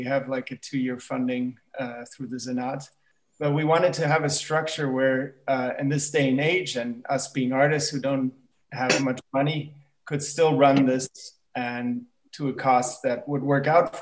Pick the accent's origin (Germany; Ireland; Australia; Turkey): Germany; also born or lived in United States / New York; now in Berlin, Germany; I'm originally from the States, but I grew up in Germany